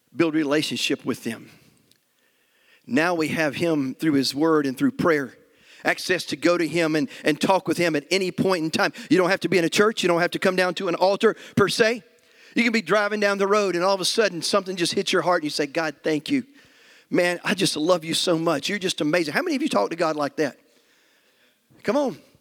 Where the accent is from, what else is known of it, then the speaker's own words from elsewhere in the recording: United States; as American Christians